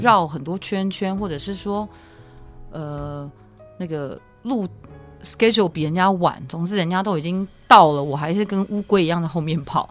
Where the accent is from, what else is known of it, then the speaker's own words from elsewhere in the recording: Taichung, Taiwan; moved away as an adult; now in United States; 我是台中人，所以我是念双十国中